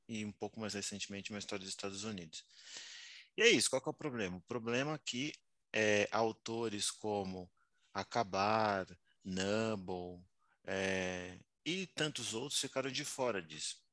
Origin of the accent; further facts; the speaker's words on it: São Paulo, Brazil; eu sou nascido em São Paulo, na Vila Nova Cachoeirinha